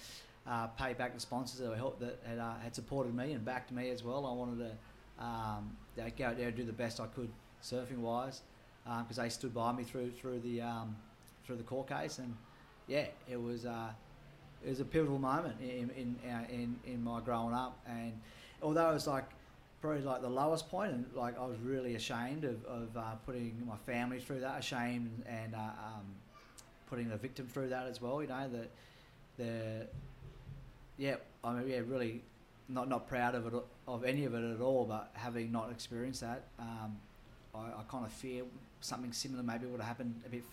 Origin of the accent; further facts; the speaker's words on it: Sydney, New South Wales, Australia; growing up in Maroubra, fighting and violence was no big deal